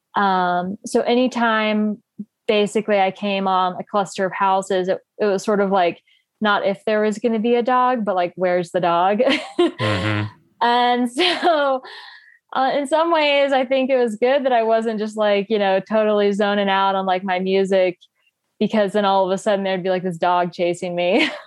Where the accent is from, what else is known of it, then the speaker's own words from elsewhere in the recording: North Carolina, United States; moved away as an adult; now in Boulder, United States; I live in Boulder, Colorado, um, but I'm from North Carolina originally. Um, yeah, I've been out here about five and a half years.